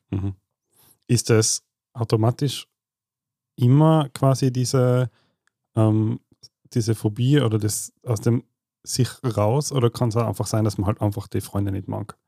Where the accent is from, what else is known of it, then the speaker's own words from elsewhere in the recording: Tyrol, Austria; wir Tiroler